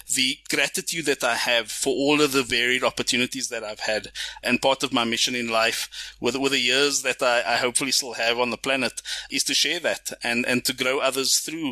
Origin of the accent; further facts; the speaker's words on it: Cape Town, Western Cape, South Africa; moved away; I hail from Cape Town originally. I was born and bred there up until the age of 7